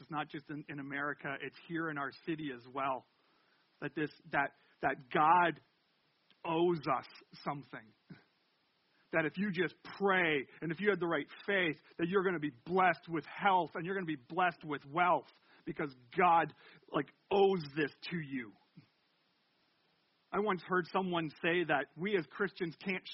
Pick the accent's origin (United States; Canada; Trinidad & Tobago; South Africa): Canada; I'm French Canadian